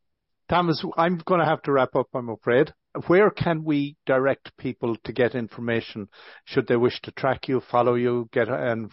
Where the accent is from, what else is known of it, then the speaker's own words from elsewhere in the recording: County Galway, Connacht, Ireland; moved away; I claim Galway, not city. I'm from Galway County, so that's home.